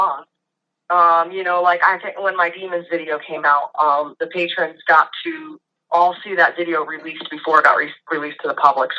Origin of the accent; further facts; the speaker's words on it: New York, United States; I'm from New York, so I mean, I know the East Coast, cold is no joke.